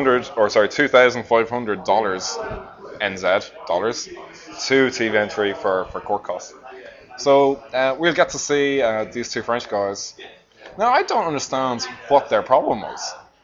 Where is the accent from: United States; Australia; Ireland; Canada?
Ireland; near Drogheda, Leinster; now in Christchurch, New Zealand; Drogheda, which is where I'm from in Ireland. Well, not too far from where I'm from